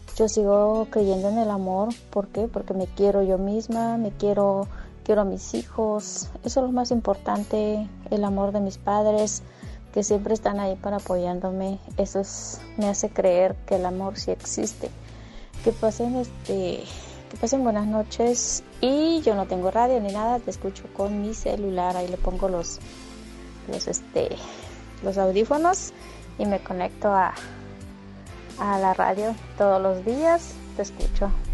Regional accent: Durango, Mexico; now in Monterrey, Mexico; Yo nací en Durango

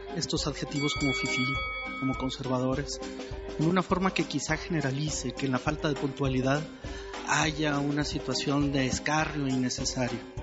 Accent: Mexico; los periodistas mexicanos

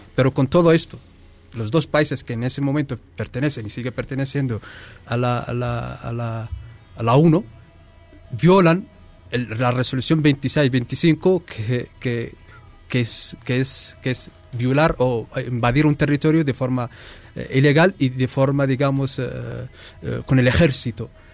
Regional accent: Western Sahara; tenemos 200.000 mm, refugiados saharauis

